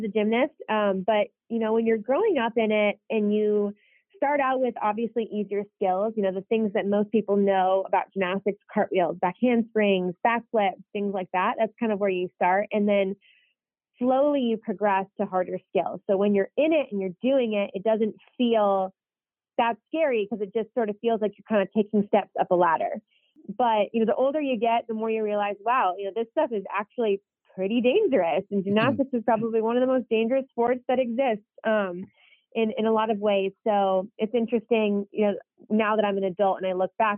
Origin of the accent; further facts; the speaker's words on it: DeWitt, Michigan, United States; moved away; growing up in DeWitt was overall really awesome